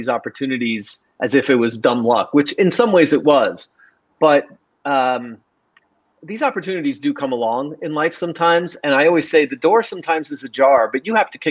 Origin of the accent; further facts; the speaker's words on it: New York, United States; moved away as an adult; now in Miami, United States; I'm from New York originally. I was looking in Miami where I am now